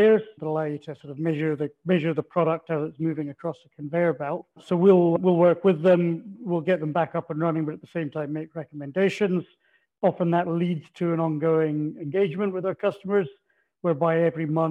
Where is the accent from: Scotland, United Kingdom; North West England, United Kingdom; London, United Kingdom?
Scotland, United Kingdom; Aberdeen; now in Australia; you probably picked from my accent, not born in Australia, originally from northeast Scotland, so I'm Aberdonian.